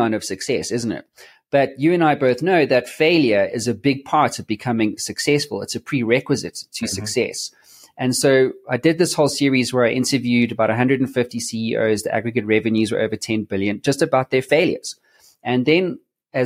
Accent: South Africa; I'm from South Africa

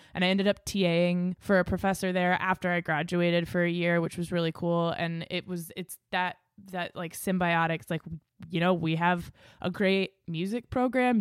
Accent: Exeter, New Hampshire, United States; moved away as an adult; also born or lived in Los Angeles / Maine; I grew up in Exeter, after New Hampshire, it's a small town

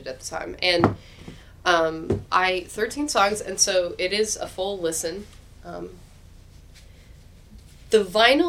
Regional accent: Midwest, United States; also born or lived in Indiana / Minnesota / Iowa; So I was raised in the Midwest

